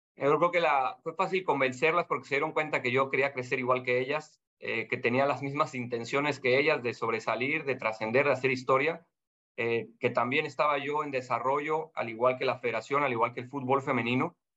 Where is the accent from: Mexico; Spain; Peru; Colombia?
Mexico; moved away as an adult; now in Panama; como mexicano